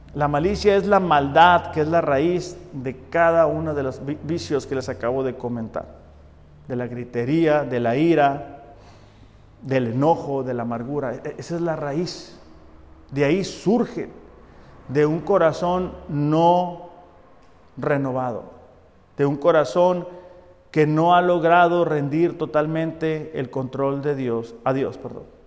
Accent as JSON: {"language": "Spanish", "country": "Mexico", "said": "nosotros como mexicanos le decimos de mecha cortita"}